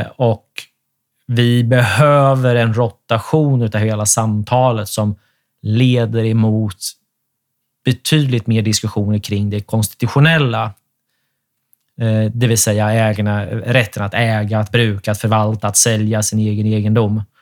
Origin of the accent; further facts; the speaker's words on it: Sweden; Vi är ju svenskar allesammans